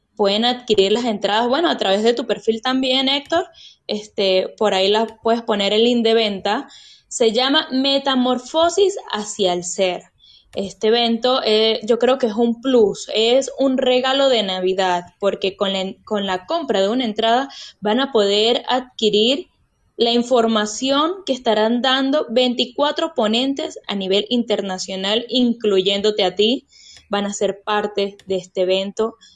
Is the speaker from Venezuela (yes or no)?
yes; Mérida, Venezuela; Somos cuatro mujeres venezolanas, todas de acá de Mérida